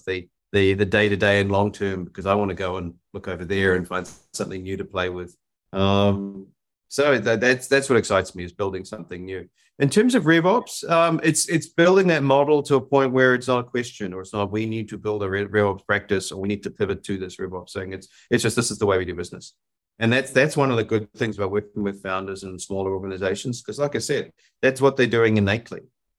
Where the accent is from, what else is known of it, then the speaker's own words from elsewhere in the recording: New Zealand; now in Austin, United States; I you can tell by my accent, I'm not from Austin, Texas. I grew up in New Zealand, long way away from everywhere else.